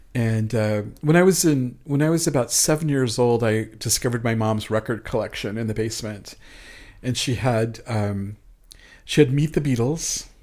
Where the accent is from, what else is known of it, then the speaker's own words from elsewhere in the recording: York, Nebraska, United States; moved away as an adult; also born or lived in Geneva, Nebraska / Crete, Nebraska; now in Kansas City, United States; I was born in Geneva and schooled in Crete, Nebraska. And, uh, I grew up in Nebraska in a real small town